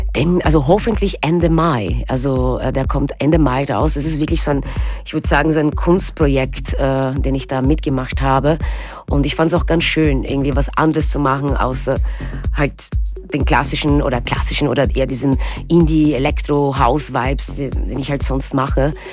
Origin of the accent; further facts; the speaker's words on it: Austria; also born or lived in Brazil; now in Berlin, Germany; Ich bin da geboren genau. und ich bin auch in Österreich aufgewachsen